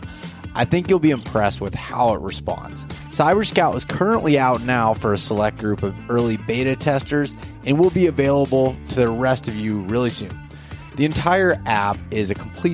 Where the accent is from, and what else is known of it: Pennsylvania, United States